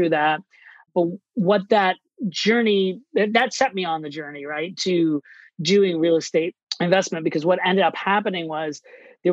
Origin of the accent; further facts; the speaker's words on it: Orlando, Florida, United States; moved away as an adult; also born or lived in New York City / Miami; now in Boston, United States; I grew up in Orlando, Florida, and I moved to New York City to pursue a career